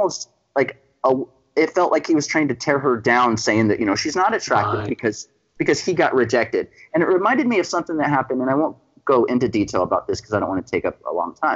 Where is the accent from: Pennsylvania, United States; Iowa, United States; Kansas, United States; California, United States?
California, United States; Central Valley of; I was born and raised in California. I lived here my entire life